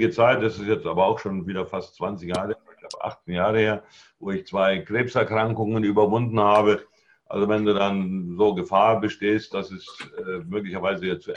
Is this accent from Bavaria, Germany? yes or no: yes; Bavaria, Germany; weil ich bin auch auf dem Land aufgewachsen, im, im Allgäu. Also ah Dünger und Kuhfladen sind mir also nicht fremd.